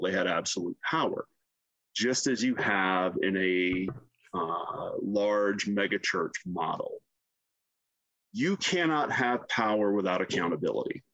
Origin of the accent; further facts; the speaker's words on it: South Carolina, United States; I grew up in the deep South in South Carolina